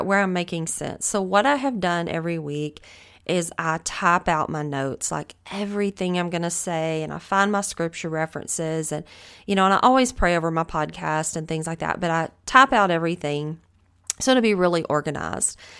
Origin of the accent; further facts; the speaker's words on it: the South, United States; accent: Southern; I am from the South. I know that I have a Southern accent